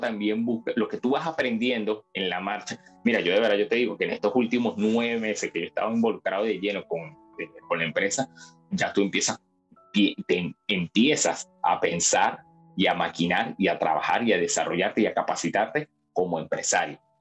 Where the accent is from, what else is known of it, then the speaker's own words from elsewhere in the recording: Venezuela; moved away as an adult; now in Peru; obviamente soy venezolano